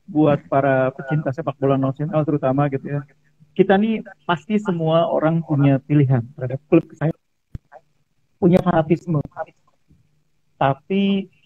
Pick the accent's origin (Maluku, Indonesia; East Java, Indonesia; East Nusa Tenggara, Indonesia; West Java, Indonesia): West Java, Indonesia; Bekasi; katakanlah saya sebagai orang Bekasi suka Persipasi ya saya gede-gedein Persipasi